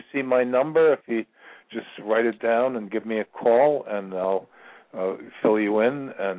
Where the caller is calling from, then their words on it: Virginia, United States; I'm calling from Virginia.